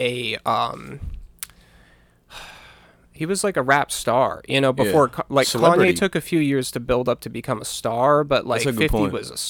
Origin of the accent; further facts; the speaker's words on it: Bangor, Maine, United States; also born or lived in Virginia; I grew up in Bangor.